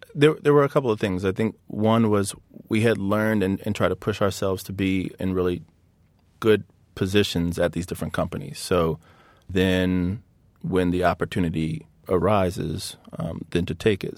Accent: Hampton, Virginia, United States; I grew up in a very competitive, athletic environment in, in Virginia. So, um, there were always basketball stars and football stars from my hometown of, uh, Hampton, Virginia.

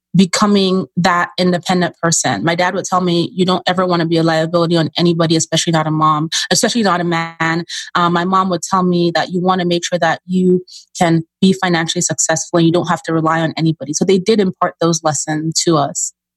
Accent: Nigeria; moved away; I'm originally from Nigeria, so I'm an immigrant, child of immigrants.

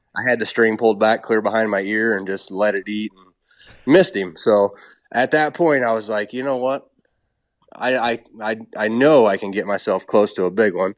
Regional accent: Illinois, United States; I was born and raised on farm in Illinois

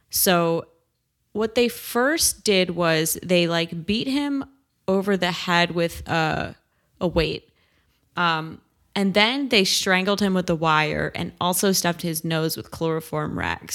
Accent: Great Neck, New York, United States; my hometown

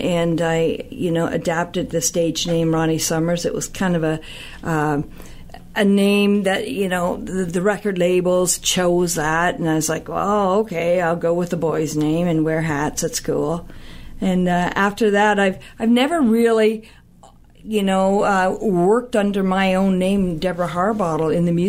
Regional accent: Blue Mountains area, Ontario, Canada; moved away as an adult; also born or lived in United States / Tennessee, United States; I'm definitely Canadian. I was born and raised in this area, actually

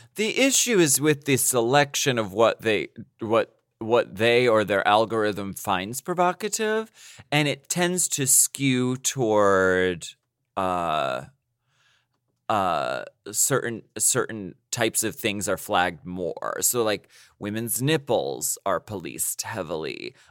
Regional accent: United States; I am not from Ukraine, I'm from the United States

